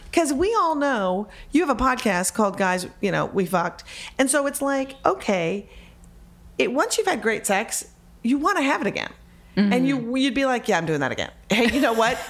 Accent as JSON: {"language": "English", "town": "Minneapolis", "region": "Minnesota", "country": "United States", "tie": "born or raised there", "said": "I was born and raised in Minneapolis, Minnesota"}